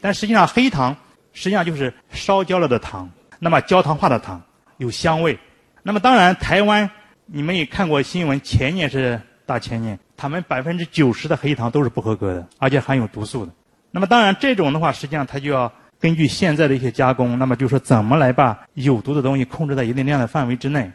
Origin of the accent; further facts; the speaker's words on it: China; 我们中国人